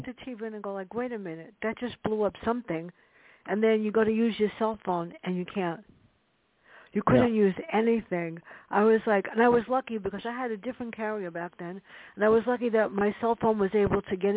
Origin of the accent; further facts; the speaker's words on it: New York City, New York, United States; moved away; I grew up in the South Bronx